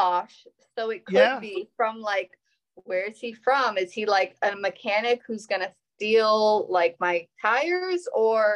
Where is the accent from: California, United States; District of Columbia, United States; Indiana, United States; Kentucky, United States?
District of Columbia, United States; Washington; now in Savannah, United States; I'm originally from DC